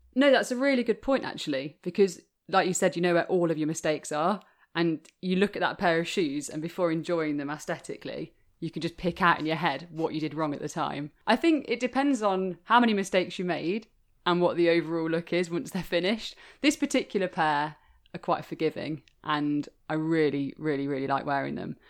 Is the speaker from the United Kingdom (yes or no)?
yes; Leicester, East Midlands, United Kingdom; I'm from Leicester, which once was the capital of women's shoemaking